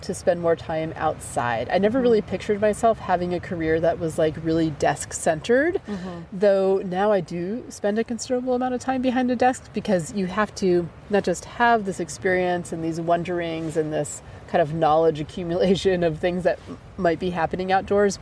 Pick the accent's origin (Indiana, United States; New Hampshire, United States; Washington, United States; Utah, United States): New Hampshire, United States; I grew up in New Hampshire